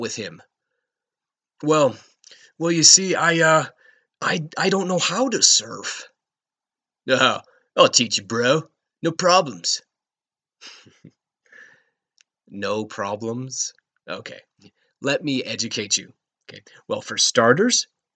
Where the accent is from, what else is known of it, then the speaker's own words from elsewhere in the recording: Rocky Mountains, United States; moved away as an adult; also born or lived in Redondo Beach, Los Angeles; I grew up in the Rocky Mountains. I spent most of my life in the mountains.